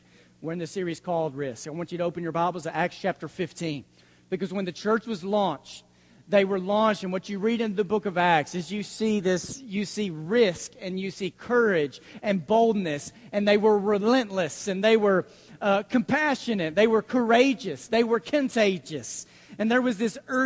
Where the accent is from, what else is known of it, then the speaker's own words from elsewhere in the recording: Dallas, Texas, United States; also born or lived in Abilene; We grew up in Dallas